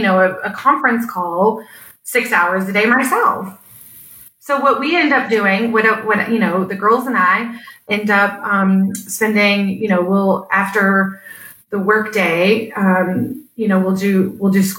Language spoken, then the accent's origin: English; Louisville, Kentucky, United States; I'm born and raised in Louisville